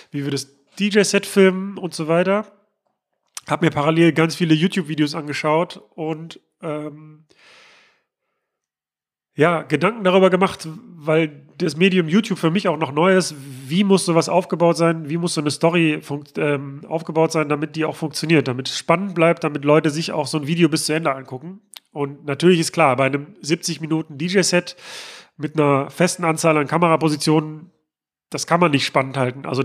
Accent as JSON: {"language": "German", "region": "North Rhine-Westphalia", "country": "Germany", "tie": "born or raised there", "said": "dass es denn auch in meiner Heimatstadt am Flughafen Essen-Mülheim tatsächlich auch ein Luftschiff gibt."}